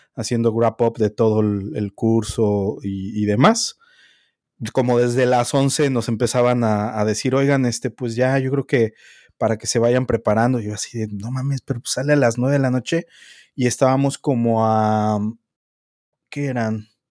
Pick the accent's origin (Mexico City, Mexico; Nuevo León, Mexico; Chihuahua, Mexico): Mexico City, Mexico; yo soy chilango, güey, y me tocó construcción de segundo piso, moverme del norte del DF al sur del DF